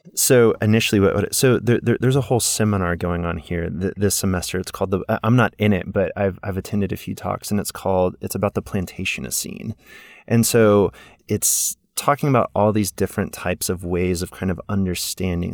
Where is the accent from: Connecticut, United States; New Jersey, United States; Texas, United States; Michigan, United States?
Texas, United States; Houston; moved away; also born or lived in Mississippi; I grew up in Houston